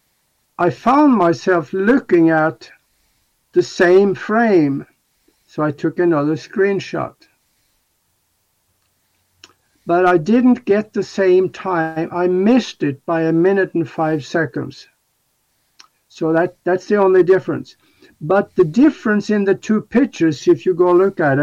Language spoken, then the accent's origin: English; Norway; moved away; my hometown back in Norway